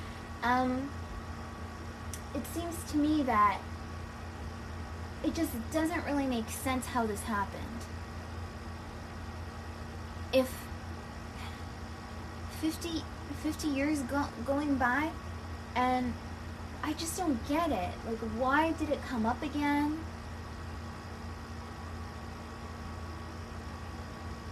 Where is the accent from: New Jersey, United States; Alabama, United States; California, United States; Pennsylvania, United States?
California, United States; Southern; a 31-year-old woman born and raised in Southern California